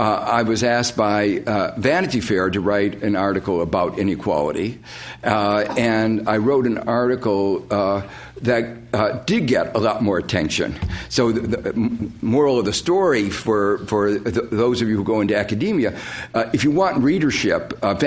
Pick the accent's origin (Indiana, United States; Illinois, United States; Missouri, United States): Indiana, United States; Gary; Growing up in Gary, Indiana, which some of you may know is an industrial town, or was an industrial town, on the southern shores of Lake Michigan